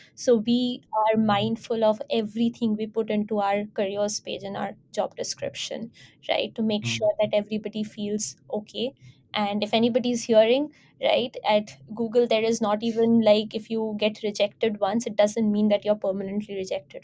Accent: India; I identify myself as an Indian not because of emotional identity as Indian, but because for administrative purposes, I need to belong to a certain country

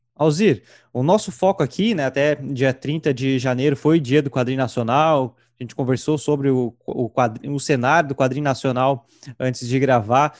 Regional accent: Santa Catarina, Brazil; also born or lived in Rio Grande do Sul; eu nasci no Rio Grande do Sul, mas vim com meses aqui para Santa Catarina

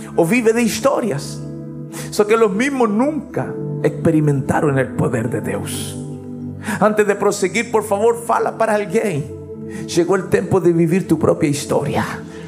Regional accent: Chile; now in Vitória, Brazil; Yo soy chileno

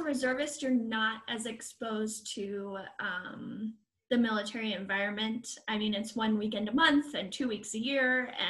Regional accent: United Kingdom; I'm British.

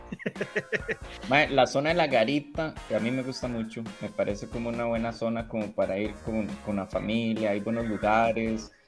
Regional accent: Turrialba, Cartago, Costa Rica; mi pueblo, Turrialba, en Santa Cruz de Turrialba

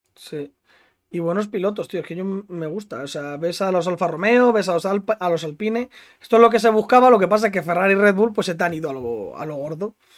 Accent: Spain

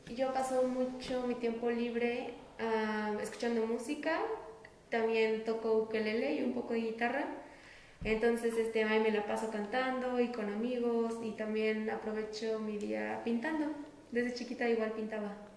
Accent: Querétaro, Mexico; Yo soy de aquí, de la ciudad de Querétaro

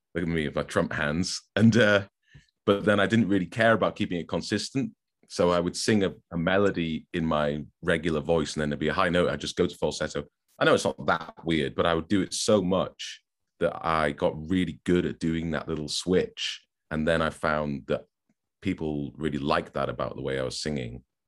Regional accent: Newcastle upon Tyne, North East England, United Kingdom; moved away as an adult; also born or lived in Manchester; now in Stockport, United Kingdom; I was born in Newcastle, yep. Um, I've lived in Manchester now for just slightly longer than half my life, so I guess I'm now a Manc, but call me what you will, I don't sound like it. I'm from Newcastle

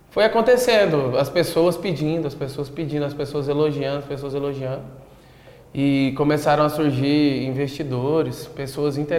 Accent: Goiás, Brazil; Sim. O, o fato ah, de eu ah, não querer. de Goiás.

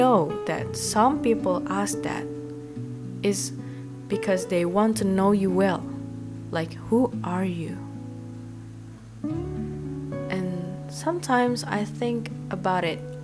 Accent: Indonesia; English is a second language; I'm 20 years old girl and I come from Indonesia.

